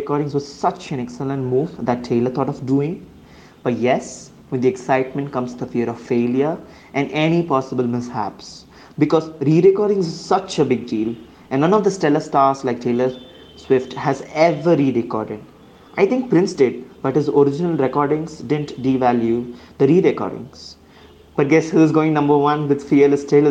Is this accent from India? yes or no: yes; India; I'm from India